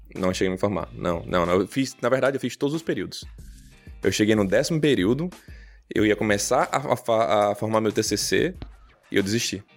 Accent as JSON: {"language": "Portuguese", "town": "Recife", "region": "Pernambuco", "country": "Brazil", "tie": "born or raised there", "moved": "as an adult", "lives_now": "United States", "said": "principalmente morando em Recife, eu sou pernambucano nato"}